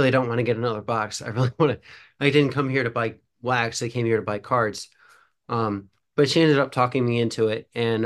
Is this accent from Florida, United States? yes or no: no; Ohio, United States; born and raised in Ohio